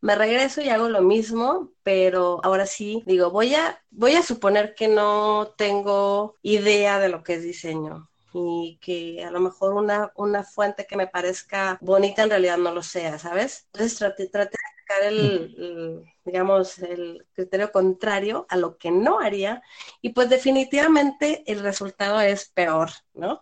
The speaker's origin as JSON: {"language": "Spanish", "country": "Mexico", "said": "los dos somos mexicanos"}